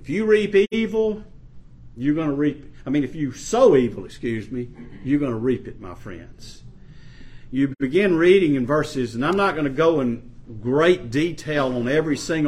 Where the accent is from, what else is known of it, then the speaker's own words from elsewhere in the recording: Ferriday, Louisiana, United States; the little town I was brought up in North Louisiana, Faraday, Louisiana